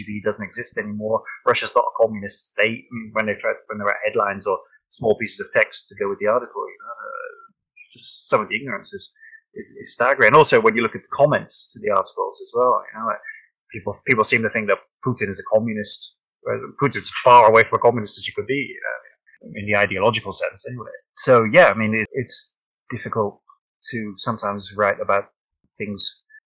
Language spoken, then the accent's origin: English; United Kingdom; I'm British and I've never even been to America